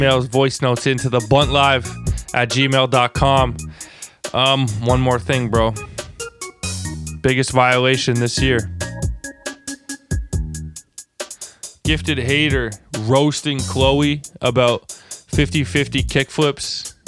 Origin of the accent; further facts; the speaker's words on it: Toronto, Ontario, Canada; accent: Toronto; our Toronto accents